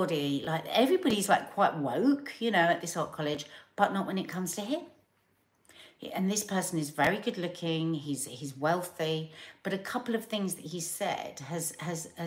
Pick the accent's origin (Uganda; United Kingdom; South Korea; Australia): United Kingdom; London; accent: South London; my South London accent